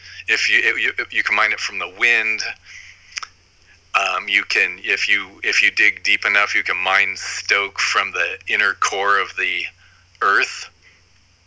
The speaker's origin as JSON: {"language": "English", "town": "Huntington Beach", "region": "California", "country": "United States", "tie": "born or raised there", "said": "I grew up in Huntington Beach"}